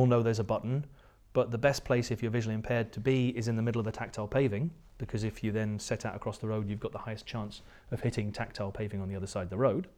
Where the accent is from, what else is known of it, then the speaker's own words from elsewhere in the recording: near Ullapool, northwest coast of Scotland, United Kingdom; accent: English; also born or lived in Surrey, England; at the age of two, I think maybe my parents have been watching, um, the, the Good Life with Richard Brier's and Felicity Kendall, uh, and they decided that they were going to move to Scotland